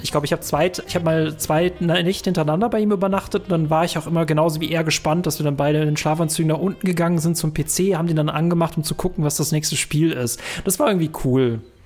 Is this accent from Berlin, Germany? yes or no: no; North Rhine-Westphalia, Germany; also born or lived in Bonn; wir in NRW